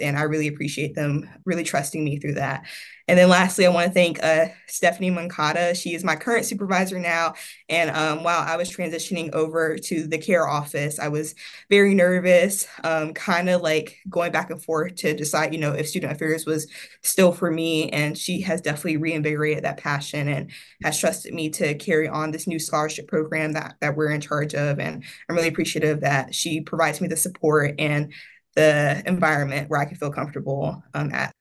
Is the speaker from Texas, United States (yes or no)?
no; Evans, Georgia, United States; also born or lived in South Carolina; now in Florida, United States; I'm originally from Evans, Georgia, which is right outside of Augusta, Georgia